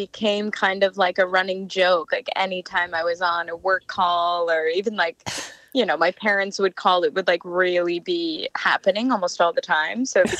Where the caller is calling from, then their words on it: Los Angeles, California, United States; I'm calling from LA.